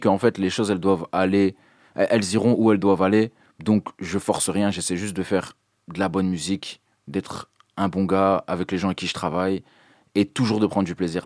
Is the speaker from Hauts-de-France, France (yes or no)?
yes; Dunkirk, Hauts-de-France, France; je viens de Dunkerque